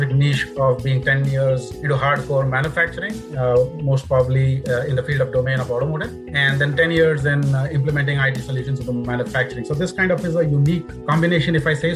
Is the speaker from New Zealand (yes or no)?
no; India; moved away as an adult; also born or lived in United Kingdom; now in Warwick, United Kingdom; India, in my hometown.